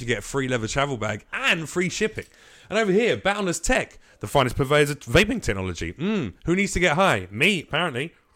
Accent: United Kingdom; now in United States; as a Brit

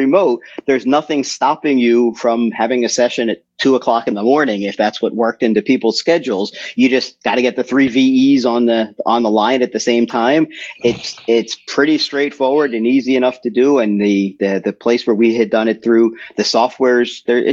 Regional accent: Philadelphia, Pennsylvania, United States; also born or lived in New Hampshire; now in New Durham, United States; I got licensed in Pennsylvania, and now I live up in New Hampshire

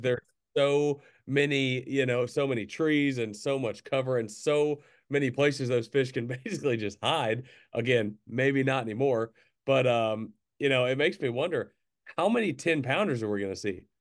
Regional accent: Central Arkansas, United States; growing up in Central Arkansas

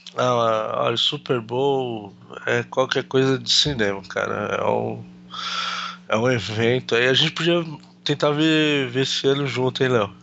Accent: Brazil; a gente é brasileiro

